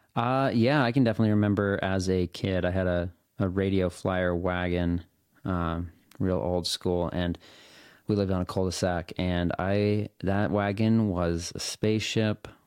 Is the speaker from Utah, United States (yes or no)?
yes; Salt Lake City, Utah, United States; moved away; also born or lived in Portland, Oregon; I was born in Salt Lake City. That's where my parents grew up.